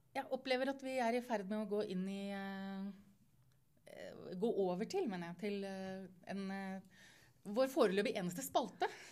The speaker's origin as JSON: {"language": "Norwegian", "region": "Østfold", "country": "Norway", "said": "jeg kommer fra Østfold"}